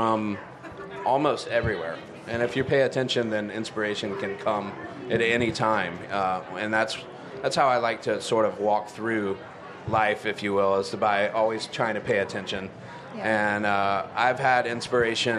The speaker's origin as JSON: {"language": "English", "town": "Charlotte", "region": "North Carolina", "country": "United States", "tie": "born or raised there", "said": "I'm actually a native. I grew up born and raised in Charlotte, which is kind of rare these days"}